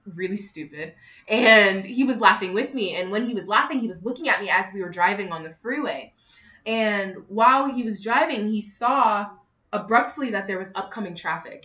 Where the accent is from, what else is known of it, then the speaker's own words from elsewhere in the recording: Connecticut, United States; also born or lived in Northern Africa; now in Atlanta, United States; I am originally from Connecticut, but I grew up in an African household. My dad is from Kenya and my mother is from Uganda. And yeah, I now live in Atlanta, Georgia.